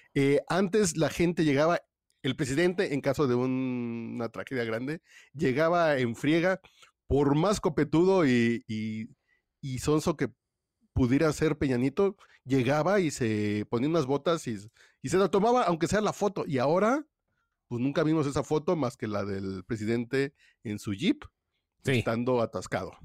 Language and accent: Spanish; Mexico; somos los mexicanos